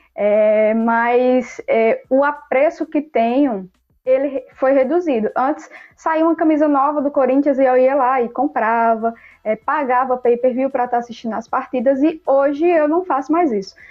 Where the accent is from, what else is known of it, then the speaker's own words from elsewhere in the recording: Campina Grande, Paraíba, Brazil; now in João Pessoa, Brazil; eu sou é, da Paraíba, sou nascida e criada em Campina Grande, graças a Deus, mas hoje moro aqui na capital, João Pessoa